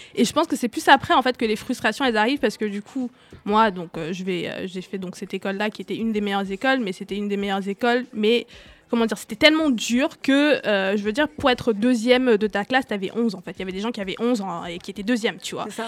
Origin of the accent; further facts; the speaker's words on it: Douala, Littoral, Cameroon; now in France; j'ai grandi au Cameroun, à Douala